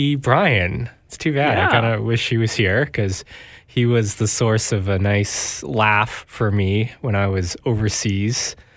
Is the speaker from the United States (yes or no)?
no; Canada; also born or lived in Songkhla, Thailand; I'm from Thailand, born in Song Kla. I moved out of there when I was 3, adopted. Moved to Canada. I'm full-fledged Canadian